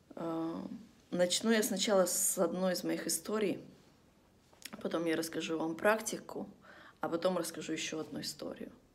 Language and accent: Russian; Vladivostok, Primorsky Krai, Russia; moved away; мы из Владивостока, это один из таких городов, где после того, как стемнело на улицу выходить, вообще не стоит.